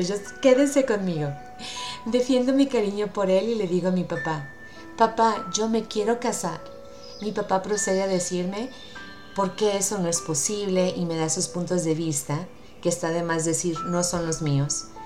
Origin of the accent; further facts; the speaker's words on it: Mazatlán, Sinaloa, Mexico; soy de México